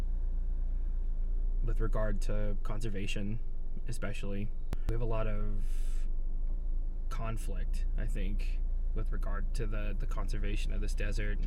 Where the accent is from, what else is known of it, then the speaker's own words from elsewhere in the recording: Barstow, California, United States; now in Joshua Tree, United States; I actually grew up not in Joshua Tree, but in Barstow